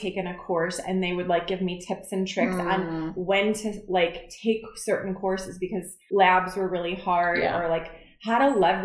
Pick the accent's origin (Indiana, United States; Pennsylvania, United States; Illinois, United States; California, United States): Indiana, United States; Crown Point; now in Chicago, United States; I lived in Indiana, small hometown, Crown Point